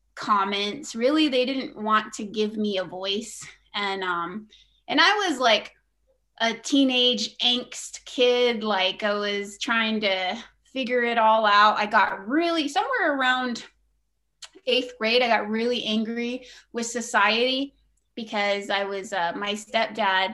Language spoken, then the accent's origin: English; Oklahoma, United States; also born or lived in Flagstaff, Arizona / Carnegie, Oklahoma / Anadarko, Oklahoma; we really planted in Oklahoma and stayed put and just stayed there. And, it was a typical Oki childhood